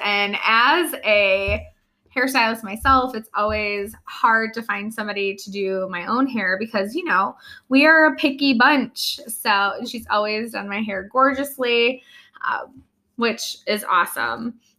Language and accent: English; Fenton, Michigan, United States; So we live in Michigan. I'm from Fenton, Michigan, which is just south of Flint.